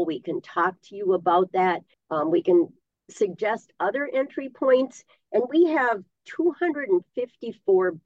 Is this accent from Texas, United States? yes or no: no; Isabella, Minnesota, United States; I was born and raised in the Northwoods in Isabella